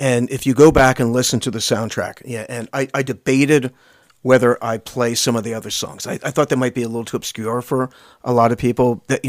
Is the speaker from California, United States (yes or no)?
no; Lancaster, Pennsylvania, United States; Scott and I, we're from Lancaster, Pennsylvania.